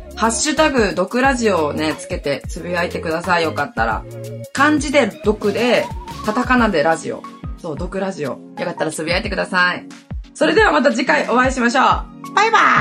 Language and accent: Japanese; Hokkaido, Japan; moved away as an adult; now in Okinawa, Japan; 出身は私ね、北海道なんですよ。北海道のど田舎で育ちました